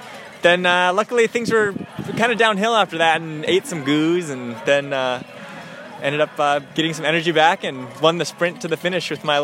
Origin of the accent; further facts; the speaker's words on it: Grand Rapids, Minnesota, United States; now in Boston, United States; I'm from Grand Rapids, Minnesota, but I live in Boston these days.